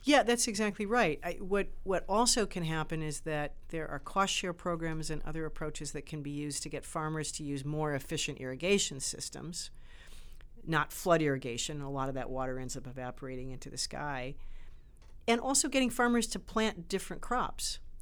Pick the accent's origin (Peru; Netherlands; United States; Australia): United States; Great Lakes region, Midwest of the US; also born or lived in Chicago; I grew up around the Great Lakes. I'm from the Midwest of the U S